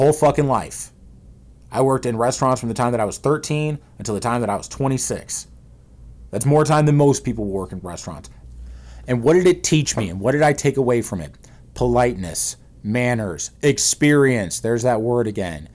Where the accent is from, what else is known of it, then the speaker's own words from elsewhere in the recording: St. Louis, Missouri, United States; I'm from St. Louis